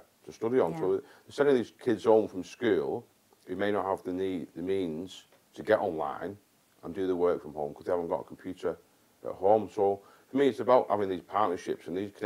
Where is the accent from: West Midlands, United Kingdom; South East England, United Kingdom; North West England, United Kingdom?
North West England, United Kingdom; also born or lived in Warminster / Germany; my hometown. And not just my town, but in the Northwest in general